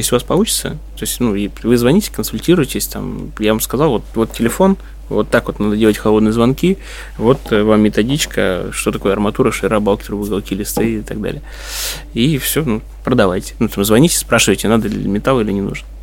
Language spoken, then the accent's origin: Russian; Odesa, Odesa Oblast, Ukraine; moved away; also born or lived in Dnipropetrovsk; я вообще родился в Днепропетровске, вырос, э, в Одессе.